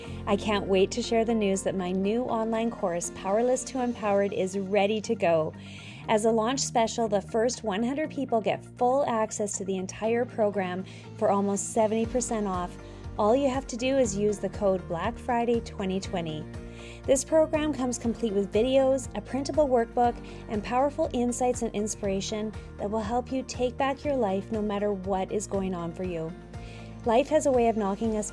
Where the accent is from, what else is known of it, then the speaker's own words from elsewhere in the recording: Saskatchewan, Canada; we're both from Saskatchewan